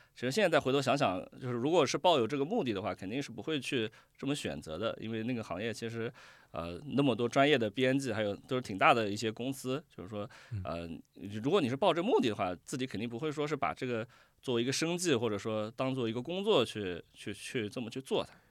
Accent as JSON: {"language": "Chinese", "town": "Nanjing", "region": "Jiangsu", "country": "China", "tie": "born or raised there", "said": "我是从小就在南京生活，然后嗯。在南京长大的"}